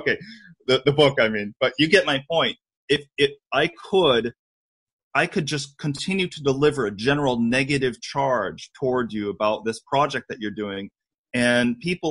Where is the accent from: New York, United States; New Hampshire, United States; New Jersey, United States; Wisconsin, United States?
New York, United States; New York City; You know, I'm from New York City. I don't BS anybody. I tell it like it is.